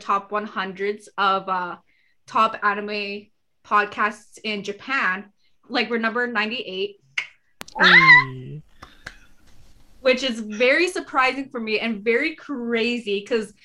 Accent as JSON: {"language": "English", "country": "Canada", "said": "I'm Canadian"}